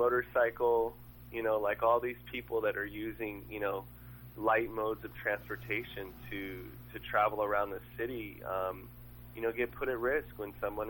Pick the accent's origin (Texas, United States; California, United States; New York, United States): California, United States; Long Beach; I grew up in Long Beach